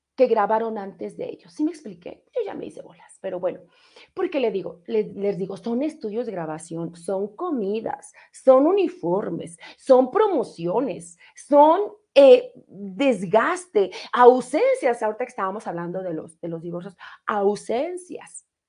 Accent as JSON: {"language": "Spanish", "region": "Mexico City", "country": "Mexico", "tie": "born or raised there", "said": "ahí nací en Colonia Leyes de Reforma, tercera sección"}